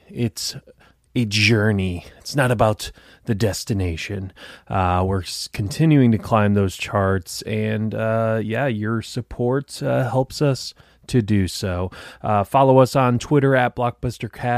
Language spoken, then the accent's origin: English; Detroit, Michigan, United States; now in Tampa, United States; I'm from Detroit originally